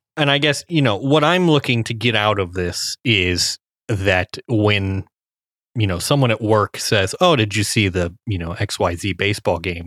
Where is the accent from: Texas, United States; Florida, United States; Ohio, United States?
Ohio, United States; Cincinnati; I grew up in Cincinnati